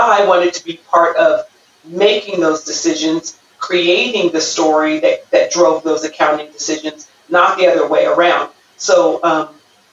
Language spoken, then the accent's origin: English; Pomona, California, United States; I grew up right here in Southern California in Pomona. I went to Pomona High School.